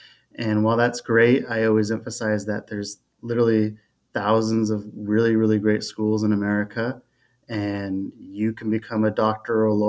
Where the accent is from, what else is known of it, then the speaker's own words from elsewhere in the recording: Fremont, California, United States; born and raised in Fremont, California